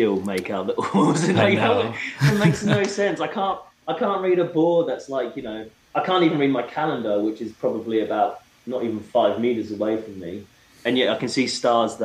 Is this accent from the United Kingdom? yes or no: yes; England, United Kingdom; moved away; also born or lived in Seattle, United States; growing up in England, you know, even when you get to the countryside, you're never too far away from the city.